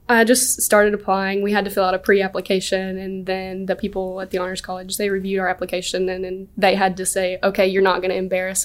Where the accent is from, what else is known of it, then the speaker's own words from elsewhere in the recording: Sylacauga, Alabama, United States; Sylacauga, Alabama.